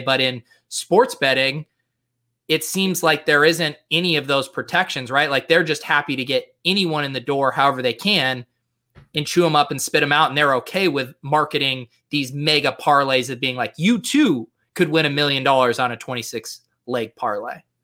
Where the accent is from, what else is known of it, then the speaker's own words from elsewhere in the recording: Colorado, United States; I grew up in Colorado